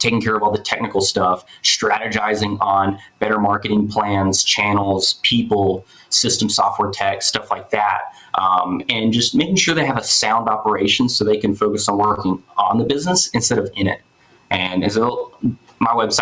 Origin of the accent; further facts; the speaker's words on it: Memphis, Tennessee, United States; moved away; I'm from Memphis originally